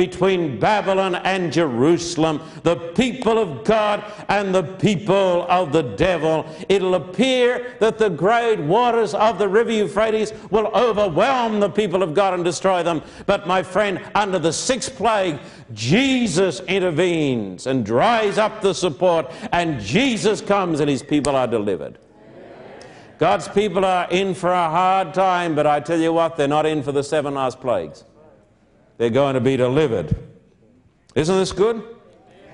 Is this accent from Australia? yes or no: yes; Australia; I'm an Australian.